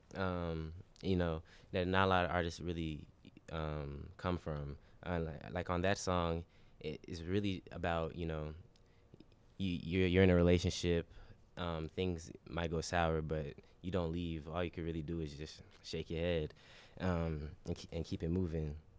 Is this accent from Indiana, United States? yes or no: no; Charlotte, North Carolina, United States; I'm from Charlotte